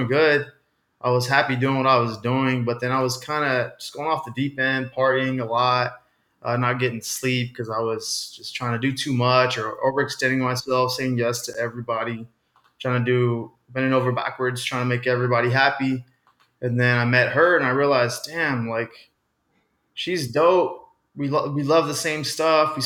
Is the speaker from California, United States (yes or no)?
no; Austin, Texas, United States; I grew up in Austin